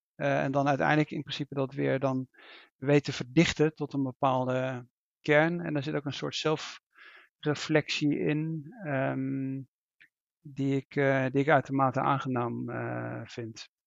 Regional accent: Netherlands; als Nederlander

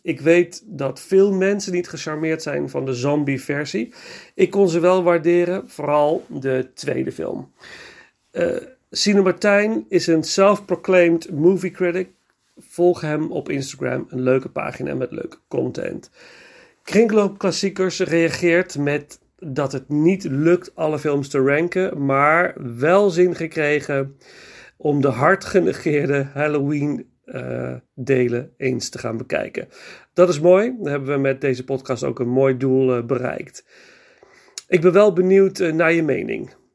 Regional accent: Nijmegen, Gelderland, Netherlands; ik ben geboren en getogen in Nijmegen.

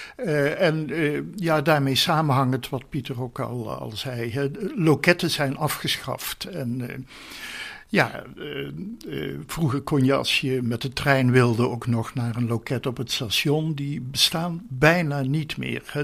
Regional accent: North Brabant, Netherlands; also born or lived in Hilvarenbeek; now in 's-Hertogenbosch, Netherlands; Geboren in Midden-Brabant in Hilvarenbeek. Ik heb mijn jeugd doorgebracht in West-Brabant.

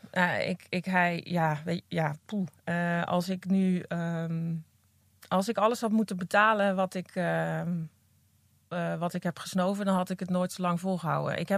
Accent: Apeldoorn, Gelderland, Netherlands; Apeldoorn. Ah, ja. ja. Daar ben ik geboren en eh, mijn moeder op dit moment woont nog steeds in het huis waar ik geboren ben.

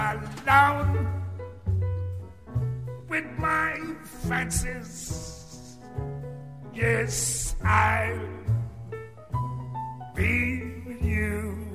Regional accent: New Orleans, Louisiana, United States; moved away; take a little trip down to my hometown, New Orleans, Louisiana, on this next one.

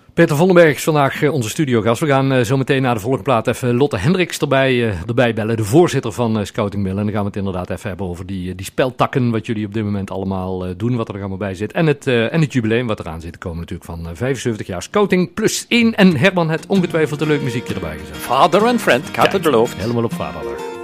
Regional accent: Netherlands; Want we zijn Hollanders

